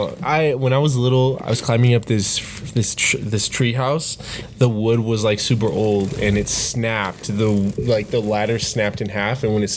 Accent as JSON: {"language": "English", "region": "Nebraska", "country": "United States", "tie": "born there", "lives_now": "Colorado, United States", "said": "I'm from Nebraska. Yeah, I was born in Nebraska, came to Colorado, and that's it."}